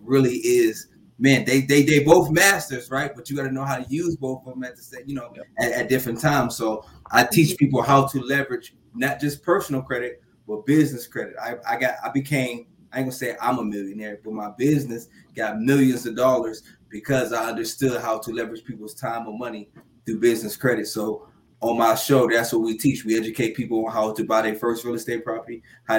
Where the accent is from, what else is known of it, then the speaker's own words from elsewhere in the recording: Youngstown, Ohio, United States; now in Colorado Springs, United States; I'm from Youngstown, Ohio. I'm right now residing in Colorado Springs, Colorado.